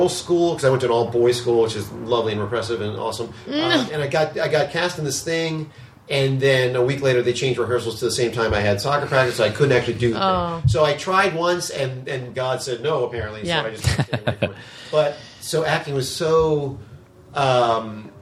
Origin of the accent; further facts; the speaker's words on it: New Orleans, Louisiana, United States; I'm from New Orleans, so I went to school at UNO